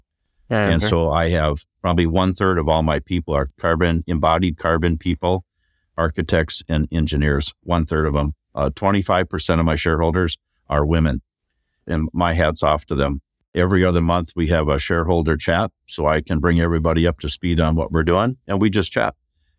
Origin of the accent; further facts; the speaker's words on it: Minnesota, United States; Like, we're from Minnesota.